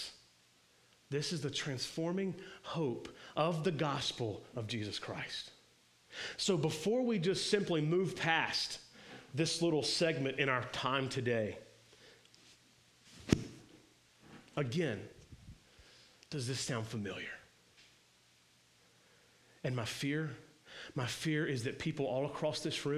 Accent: the South, United States; Being born and bred here in the religious, moralistic, legalistic South

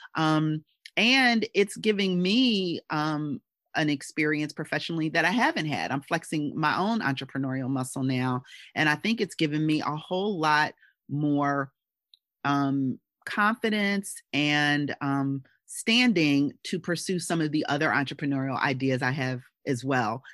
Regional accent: Philadelphia, Pennsylvania, United States; my hometown of Philadelphia

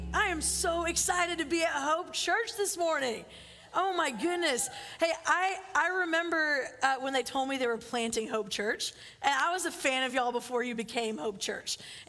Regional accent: Philippines; But I loved growing up in the Philippines, and growing up on the other side of the world, you just spend time on airplanes.

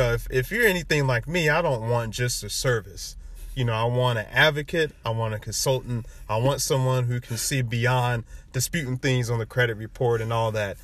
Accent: Fayetteville, United States; moved away; from being from Fayetteville, you know, folks still there, you know, folks still stuck. You know, I love my hometown

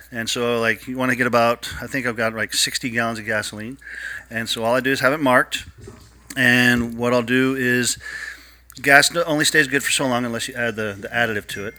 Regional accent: Ohio, United States; I grew up in Ohio

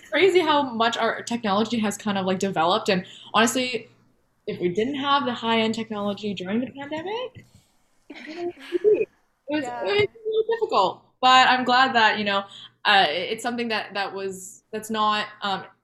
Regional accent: Alberta, Canada; I'm from Alberta

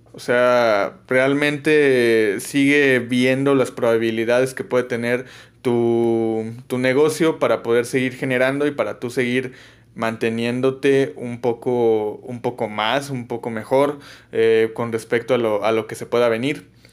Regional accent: Mexico; como mexicano

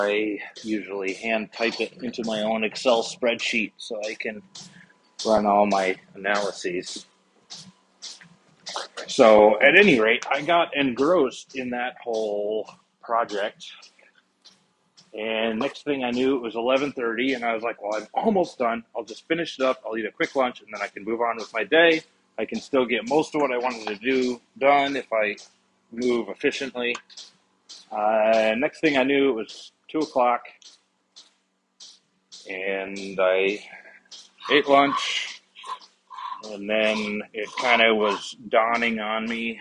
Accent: Midwestern American, United States; as a Midwestern American

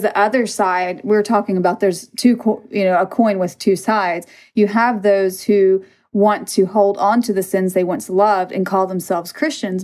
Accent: Mississippi, United States; I'm from Mississippi

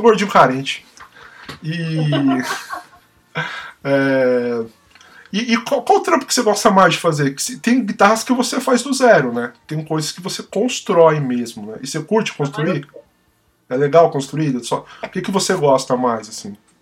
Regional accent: São Paulo, Brazil; a gente é paulistano, né?

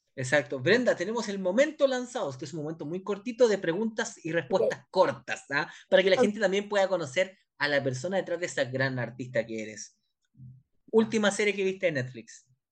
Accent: Chile; nos pasa acá en Chile

